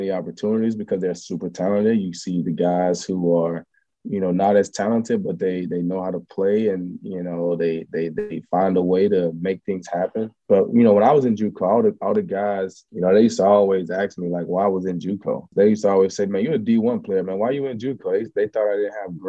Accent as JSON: {"language": "English", "town": "Summit", "region": "Mississippi", "country": "United States", "tie": "born or raised there", "also_born_or_lived": "McComb, Mississippi", "moved": "as an adult", "lives_now": "Houston, United States", "said": "I'm from Summit. Macomb is kind of in the middle. I was born in Macomb"}